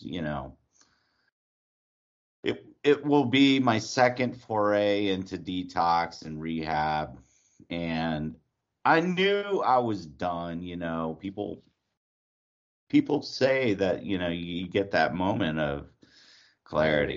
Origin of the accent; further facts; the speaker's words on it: New Orleans, Louisiana, United States; accent: New York-like; also born or lived in Pineville, Louisiana / Atlanta, Georgia / Portland; now in Austin, United States; I was born and raised in New Orleans.